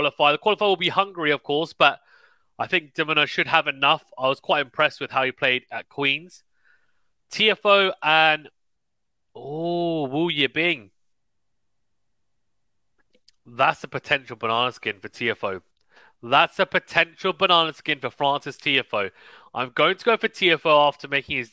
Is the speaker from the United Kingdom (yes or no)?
yes; United Kingdom; as a Brit